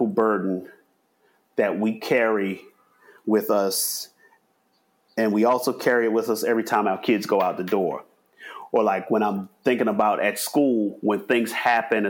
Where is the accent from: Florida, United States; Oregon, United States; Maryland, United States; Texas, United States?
Maryland, United States; Baltimore; growing up in Baltimore, which is more than 50% Black